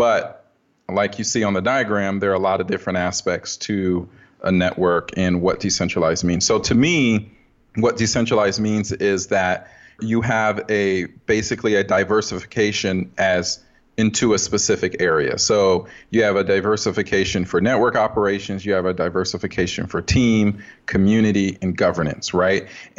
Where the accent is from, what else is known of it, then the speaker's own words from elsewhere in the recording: Dayton, Ohio, United States; also born or lived in Kyiv, Ukraine / West Africa; now in Pittsburgh, United States; I was born in Kyiv, Ukraine, lived there for 3 years. My mother is Ukrainian. My father is Liberian. So we lived in West Africa for 3 years and came here in 86. Lived in Dayton, Ohio for I don't know how long